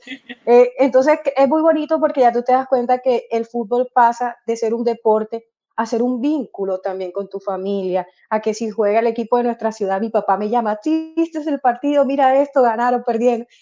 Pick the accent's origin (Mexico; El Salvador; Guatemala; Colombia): Colombia; now in Germany; mi familia en Colombia, porque soy colombiana